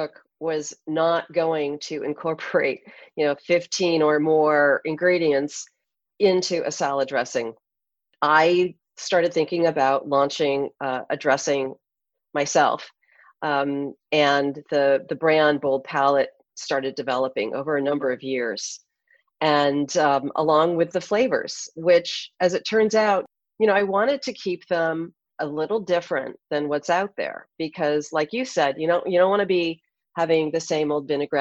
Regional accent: California, United States; also born or lived in Hawaii; I grew up in California

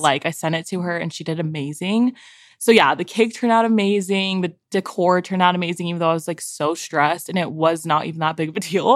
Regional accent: San Diego, California, United States; moved away as an adult; now in Utah, United States; I am from San Diego. I moved here, like, ten years ago to go to school

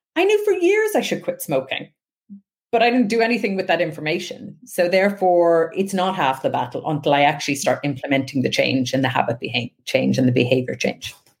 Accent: west coast of Ireland, Ireland; I grew up on the west coast of Ireland

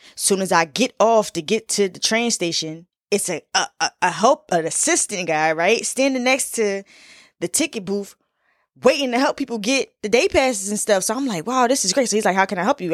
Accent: Philadelphia, Pennsylvania, United States; I'm from Philly

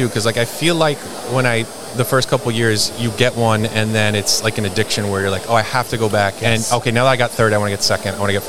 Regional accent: Allentown, Pennsylvania, United States; moved away; also born or lived in near Philadelphia, Pennsylvania; Originally from Allentown, Pennsylvania. Mm-hmm. So I'm right outside of Philly now, not too far.

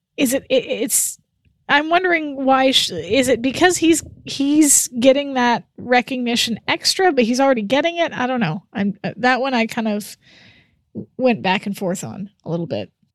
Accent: Canada; As a Canadian

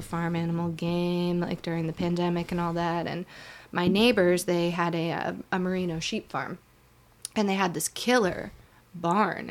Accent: Shenandoah Valley, Virginia, United States; also born or lived in Boone, North Carolina; I'm from the Shenandoah Valley

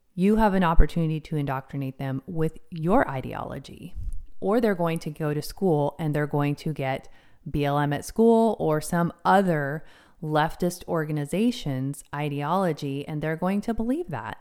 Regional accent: United States; also born or lived in King County, Washington; I'm an American

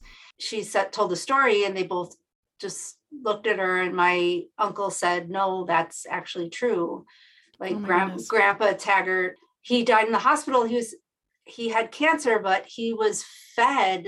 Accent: Buffalo, New York, United States; I grew up in Buffalo, New York, which is in upstate New York near Niagara Falls

